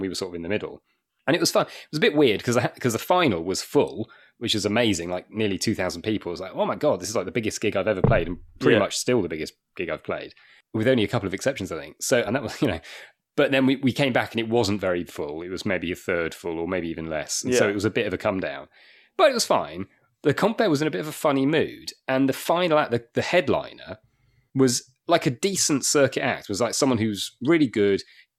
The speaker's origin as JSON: {"language": "English", "town": "Wakefield", "region": "Yorkshire and the Humber", "country": "United Kingdom", "said": "And I'm actually from Wakefield, so not that far from Sheffield. Okay. Although I don't sound like it, but I am."}